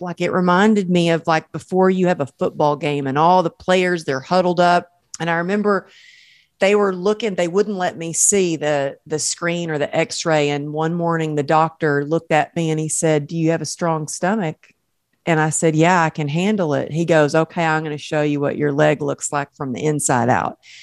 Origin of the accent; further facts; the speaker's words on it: the South, United States; accent: Southern; moved away as an adult; now in Los Angeles, United States; you can take the girl out of the South, but you can't take the South out of the girl